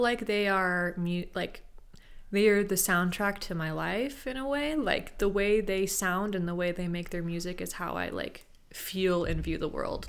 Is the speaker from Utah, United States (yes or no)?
no; Sacramento, California, United States; I'm from Sacramento